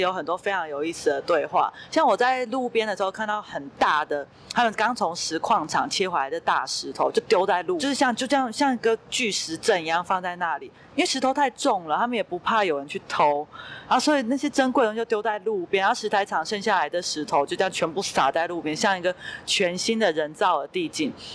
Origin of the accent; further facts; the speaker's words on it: Hsinchu, Taiwan; 我离花莲很遥，我本身是新竹人